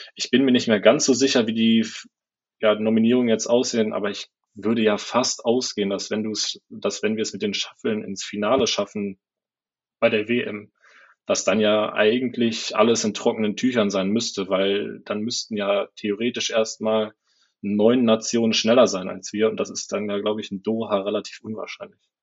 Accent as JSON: {"language": "German", "country": "Germany", "moved": "as an adult", "lives_now": "Adelaide, Australia", "said": "ich als Deutscher"}